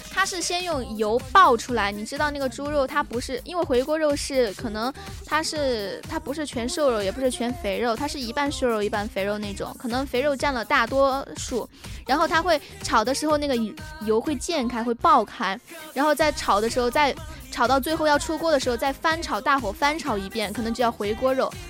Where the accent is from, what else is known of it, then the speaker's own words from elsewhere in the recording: Chongqing, China; moved away; 豆瓣就是我们重庆那边的